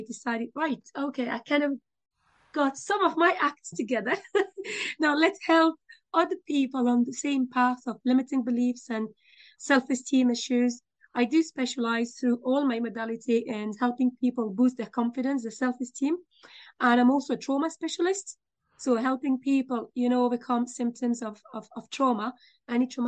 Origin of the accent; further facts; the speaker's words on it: France; moved away as an adult; also born or lived in United Kingdom; now in Dublin, Ireland; I'm originally from France.